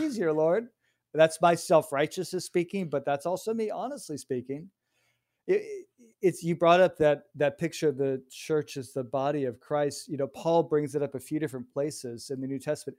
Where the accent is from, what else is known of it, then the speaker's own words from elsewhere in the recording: Chicago, Illinois, United States; I grew up in Chicago